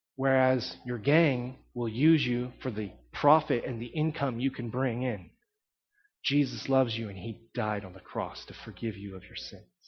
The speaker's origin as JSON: {"language": "English", "region": "Texas", "country": "United States", "tie": "born or raised there", "said": "I grew up in Texas"}